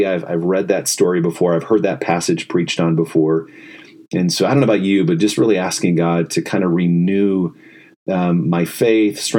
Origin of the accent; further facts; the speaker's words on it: Indiana, United States; now in Ann Arbor, United States; I grew up in Indiana